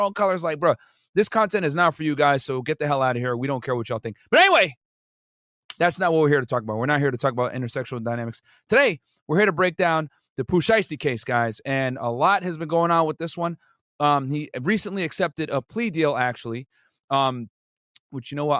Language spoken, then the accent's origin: English; Connecticut, United States; now in Miami, United States; I'm originally from Connecticut